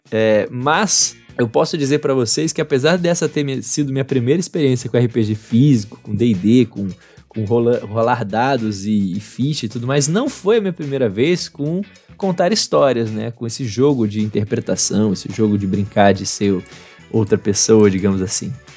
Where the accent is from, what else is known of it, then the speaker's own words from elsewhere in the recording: Bahia, Brazil; also born or lived in Rio de Janeiro; eu cresci na Bahia, para quem não sabe, depois eu me mudei pro Rio de Janeiro, passei uns 5 anos no Rio de Janeiro e voltei para terminar minha faculdade aqui na Bahia.